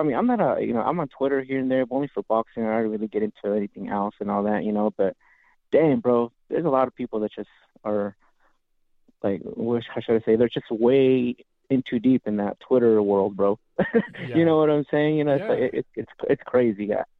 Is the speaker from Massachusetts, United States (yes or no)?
no; California, United States; I'm from Ventura County.